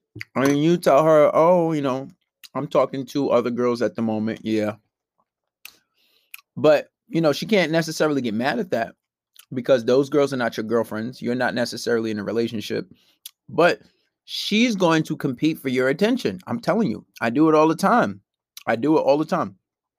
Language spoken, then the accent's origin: English; New York, United States; Maybe because I'm from New York.